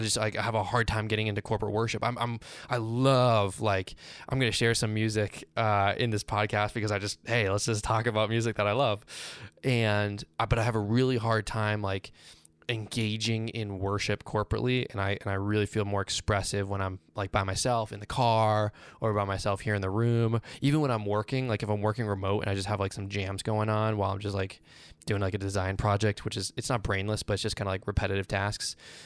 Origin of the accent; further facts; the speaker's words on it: Boston, Massachusetts, United States; also born or lived in Virginia; Well, I'm from Boston, but most of my life, adult life, was spent in Virginia.